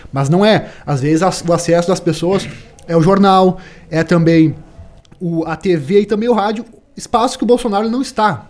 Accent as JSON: {"language": "Portuguese", "country": "Brazil", "said": "como brasileiro"}